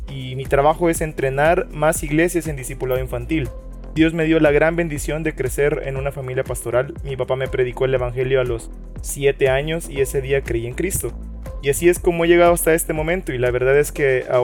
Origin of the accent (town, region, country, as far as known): El Salvador